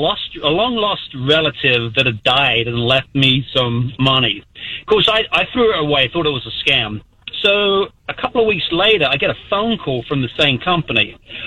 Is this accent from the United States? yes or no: no; London, United Kingdom